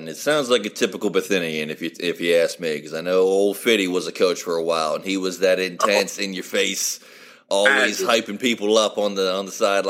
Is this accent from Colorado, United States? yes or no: no; West Virginia, United States; I grew up in West Virginia.